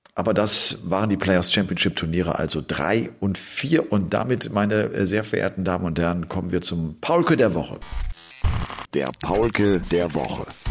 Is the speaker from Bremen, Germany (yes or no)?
no; Cologne area, North Rhine-Westphalia, Germany; moved away; ich komme ja da aus der Gegend